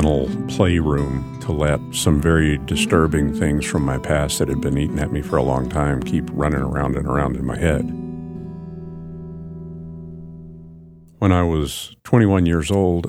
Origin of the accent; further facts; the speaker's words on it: Anchorage, Alaska, United States; When I was growing up in Anchorage